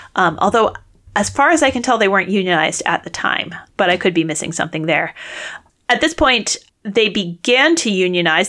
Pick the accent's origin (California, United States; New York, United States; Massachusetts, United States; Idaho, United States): Massachusetts, United States; Worcester; my hometown of Worcester, Massachusetts